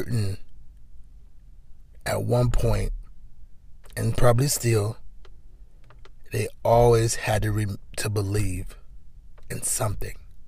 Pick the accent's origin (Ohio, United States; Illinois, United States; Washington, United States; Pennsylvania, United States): Ohio, United States; Cleveland; I'm from Cleveland